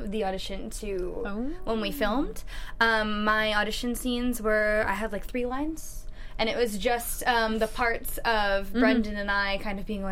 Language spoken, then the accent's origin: English; Vancouver, British Columbia, Canada; I'm from Vancouver